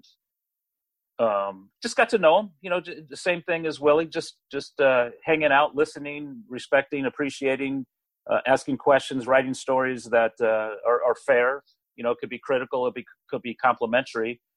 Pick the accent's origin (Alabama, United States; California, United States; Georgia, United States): California, United States; Marin County; my hometown in Marin County